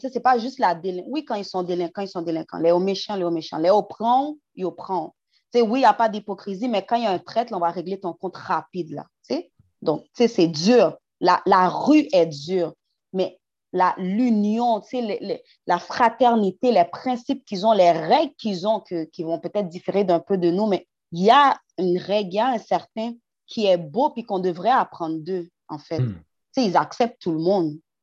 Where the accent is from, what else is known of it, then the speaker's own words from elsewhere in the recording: Haiti; je suis haïtienne first